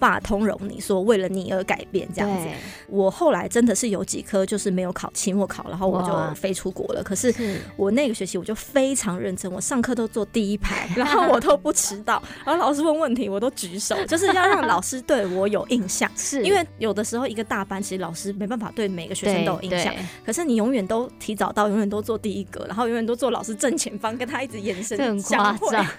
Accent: Taiwan; 我们在台湾长大，

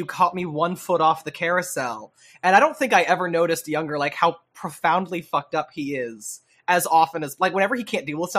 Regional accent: Lewisville, Texas, United States; Louisville, Lewisville. I grew up right near Louisville.

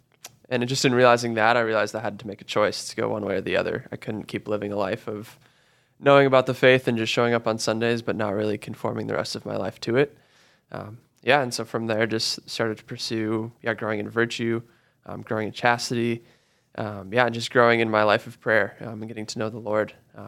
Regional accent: Colorado, United States; So I grew up actually just outside of Denver.

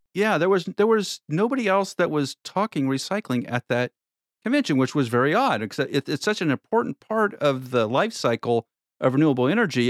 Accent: Nebraska, United States; moved away; I'm from Nebraska originally

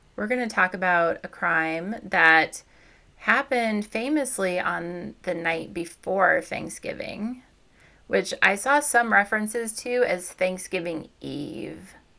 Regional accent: Missouri, United States; I grew up in Missouri, so I had a BB gun when I was a kid

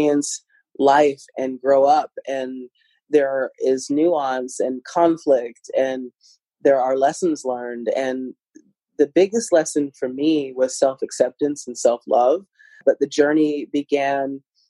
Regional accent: Midwest, United States; I grew up in the Midwest. I'm Midwesterner at heart.

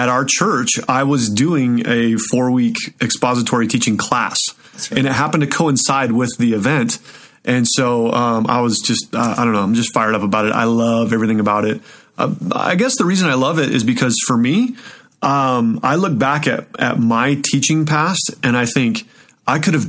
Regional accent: Show Low, Arizona, United States; also born or lived in Southern California; now in Colorado, United States; I'm originally from Arizona. So I grew up in a little town in Arizona called Sholo.

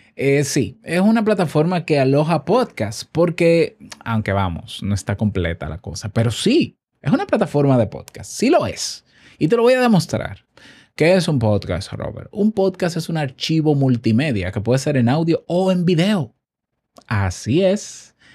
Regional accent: Dominican Republic; En mi país

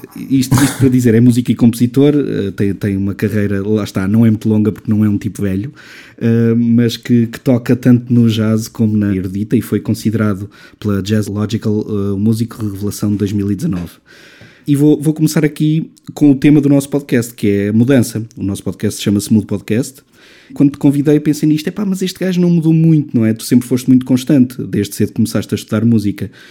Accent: Alcobaça, Centro, Portugal; nós somos de Alcobaça

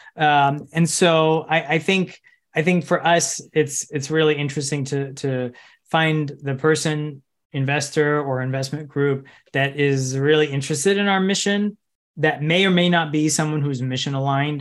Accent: Chicago suburbs, Illinois, United States; I grew up in Chica, in the Chicago suburbs

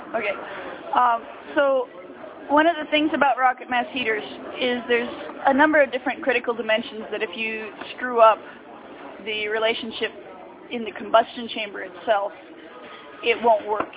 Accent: Oregon, United States; near where I grew up in Oregon

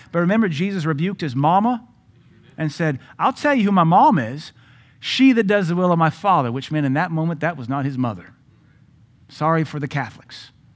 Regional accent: United States; an American man and a pastor

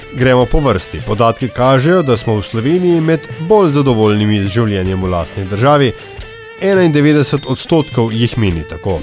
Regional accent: Slovenia; smo Slovenci

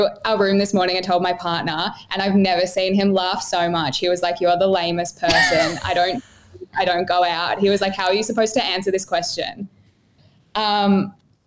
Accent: Melbourne, Victoria, Australia; now in Gold Coast, Australia; I'm originally from Melbourne and now I live on the Gold Coast.

